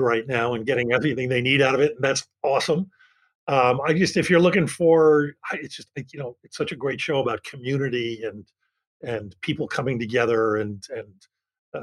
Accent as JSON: {"language": "English", "town": "Philadelphia", "region": "Pennsylvania", "country": "United States", "tie": "born or raised there", "said": "I grew up in Philly"}